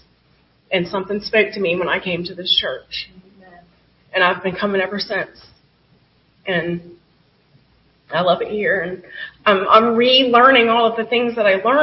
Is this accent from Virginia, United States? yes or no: yes; Virginia, United States; moved away as an adult; I'm from Virginia